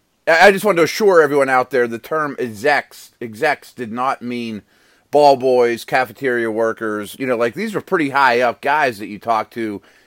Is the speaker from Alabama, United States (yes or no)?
no; Pittsburgh, Pennsylvania, United States; I caught a ton of heat around here, obviously, because I'm from Pittsburgh.